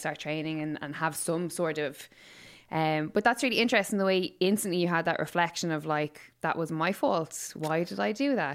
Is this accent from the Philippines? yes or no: no; Waterford, Munster, Ireland; now in Dublin, Ireland; I'm obviously from Waterford, so I've lived here for, like, what, sixteen years